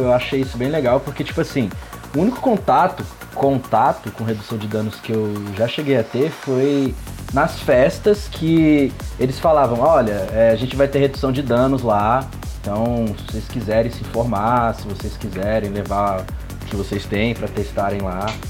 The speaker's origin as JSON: {"language": "Portuguese", "town": "Brasília", "region": "Federal District", "country": "Brazil", "said": "tenho 24 anos, eu sou aqui de Brasília"}